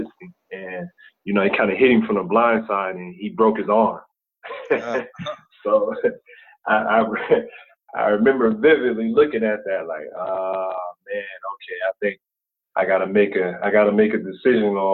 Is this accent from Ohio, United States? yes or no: yes; Akron, Ohio, United States; now in Atlanta, United States; I'm from Akron, Ohio. Also spent some time in some other cities in Ohio. But, for the most part, it's been Akron